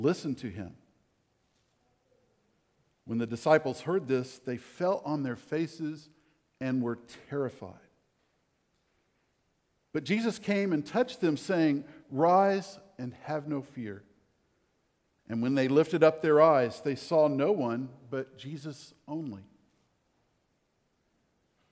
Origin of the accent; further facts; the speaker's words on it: Corpus Christi, Texas, United States; I grew up in Corpus Christi, and there are no mountains anywhere